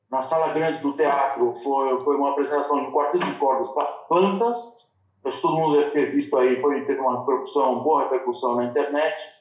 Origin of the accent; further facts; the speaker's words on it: São Paulo, Brazil; now in Barcelona, Spain; é, eu sou de São Paulo e aqui em Barcelona hoje está quente.